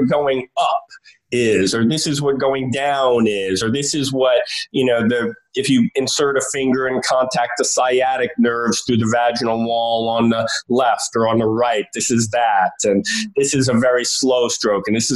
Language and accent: English; New York City, New York, United States; I grew up in New York City in Greenwich Village